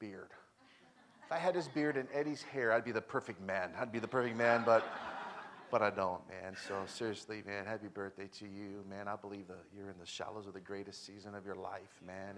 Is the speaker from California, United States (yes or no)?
yes; Elk Grove, California, United States; also born or lived in South Sacramento; I grew up in Elk Grove